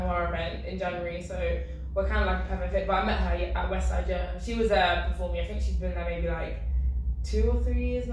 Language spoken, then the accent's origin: English; London, United Kingdom; moved away as an adult; also born or lived in Ealing / Peterborough; I'm from South London. I've lived in South London, South East my whole life